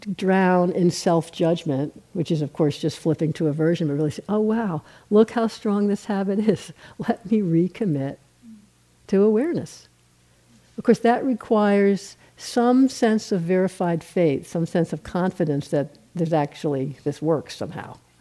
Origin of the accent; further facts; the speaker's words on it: New York, United States; I'm from New York